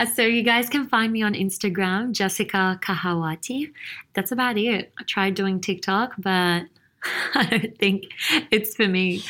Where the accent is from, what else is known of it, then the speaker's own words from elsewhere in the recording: Sydney, New South Wales, Australia; moved away as an adult; now in Dubai, United Arab Emirates; I was born and raised in Sydney, Australia